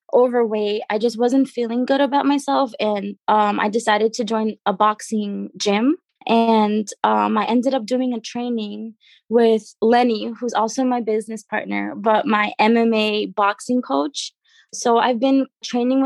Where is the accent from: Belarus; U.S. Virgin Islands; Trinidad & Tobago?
Trinidad & Tobago; now in United States; I'm originally from Trinidad and Tobago. That's where I was born